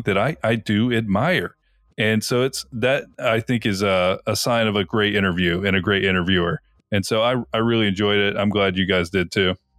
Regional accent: Tampa, Florida, United States; we're from Tampa

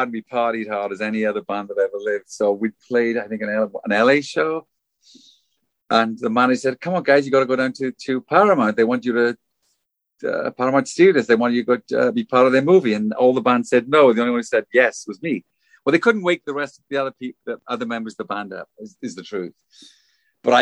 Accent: South Wales, United Kingdom; moved away; growing up in Wales and watching black and white TV with my mom

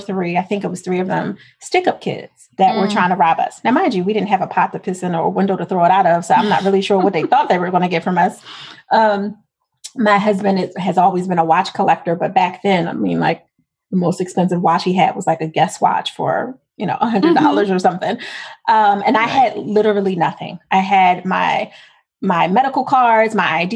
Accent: Philadelphia, Pennsylvania, United States; I'm from Philadelphia.

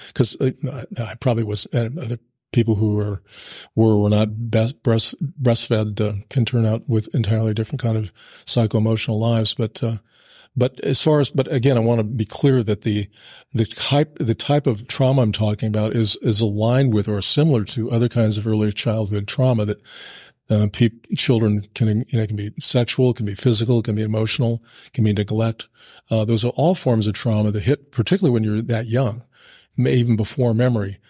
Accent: Burlington, Iowa, United States; we moved back uh, uh, to my hometown in Burlington

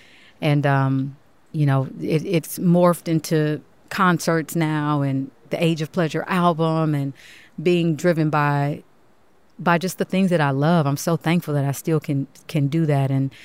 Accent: Kansas, United States; moved away; also born or lived in New York; I'm from Kansas

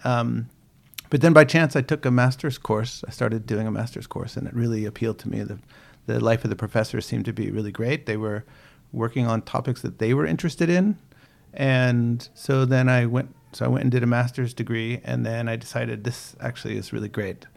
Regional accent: United States; moved away as an adult; also born or lived in Boston, Massachusetts; now in New Zealand; I grew up outside of Washington, D C

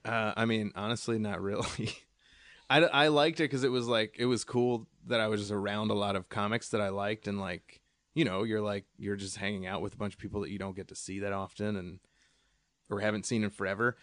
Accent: Allentown, Pennsylvania, United States; moved away; my hometown, uh, Allentown, where I'm actually from

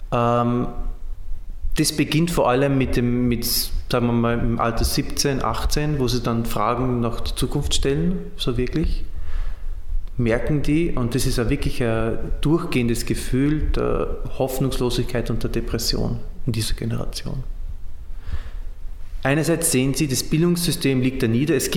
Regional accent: Austria; now in Syria; Äh, Franzos, Pole, ein Österreicher, das bin ich, ein Ägypter und ein Syrer.

